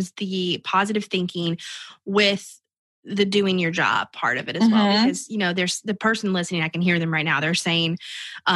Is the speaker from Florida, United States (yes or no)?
yes; Tampa, Florida, United States; now in North Florida, United States; I live in North Florida, so the ocean is very close to us. But I grew up on the Gulf of Mexico in Tampa, that area